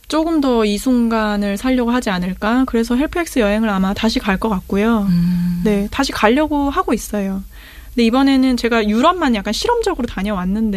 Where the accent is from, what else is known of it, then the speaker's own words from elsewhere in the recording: South Korea; 나는 한국인이니까